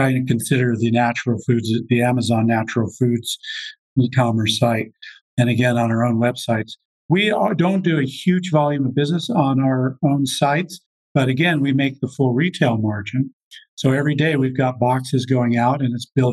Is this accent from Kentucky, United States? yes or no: no; Colorado, United States; I'm from Colorado. I went to school at the University of Colorado Boulder